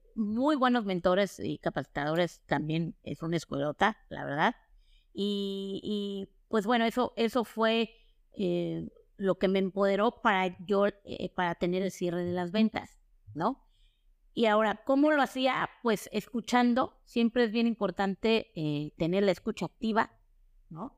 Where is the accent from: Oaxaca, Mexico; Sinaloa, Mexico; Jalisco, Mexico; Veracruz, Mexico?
Oaxaca, Mexico; Soy oaxaqueña, de corazón